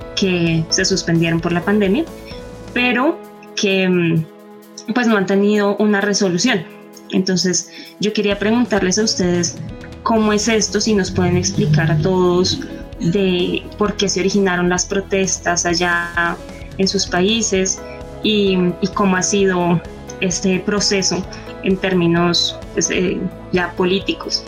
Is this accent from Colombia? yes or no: yes; Colombia; nosotros desde Colombia